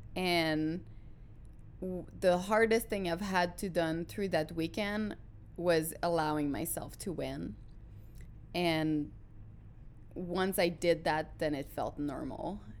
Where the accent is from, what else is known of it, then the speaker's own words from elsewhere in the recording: Quebec, Canada; English is a second language; moved away as an adult; now in United States; I'm a French Canadian from, uh, the Quebec, uh, region